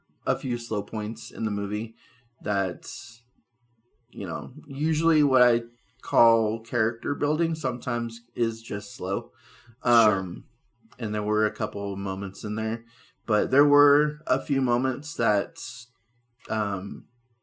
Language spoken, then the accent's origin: English; California, United States; we grew up in California